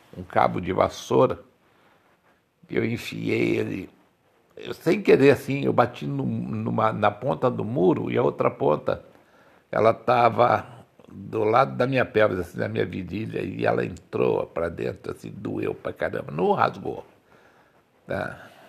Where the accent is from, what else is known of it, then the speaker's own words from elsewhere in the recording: Campinas, São Paulo, Brazil; Eu nasci no Cambuí, né? é, na Antônio Lapa. Quem conhece Campinas sabe onde é Antônio Lapa